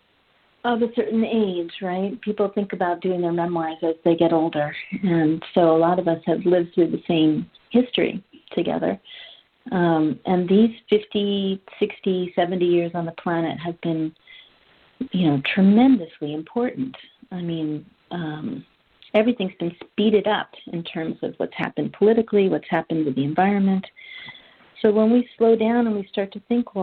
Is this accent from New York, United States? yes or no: yes; New York City, New York, United States; I grew up in Manhattan, New York